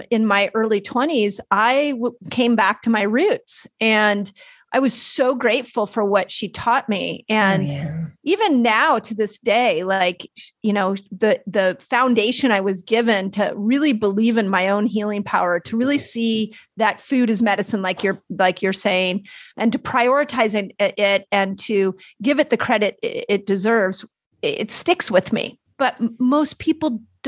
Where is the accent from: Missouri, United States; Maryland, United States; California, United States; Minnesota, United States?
California, United States; Malibu; growing up in Malibu